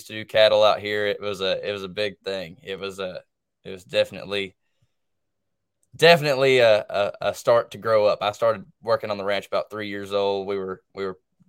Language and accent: English; Mayflower, Arkansas, United States; also born or lived in Searcy, Arkansas; I was born here in Searcy, Arkansas, which is about 5 minutes down the road from where I'm living at now. I was raised up between here and Mayflower, Arkansas